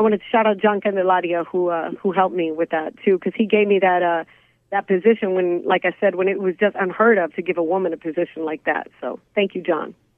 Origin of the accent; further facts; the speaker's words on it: Big Spring, Texas, United States; now in Phoenix, United States; I grew up in Big Spring, Texas, which is a small, tiny, I mean, town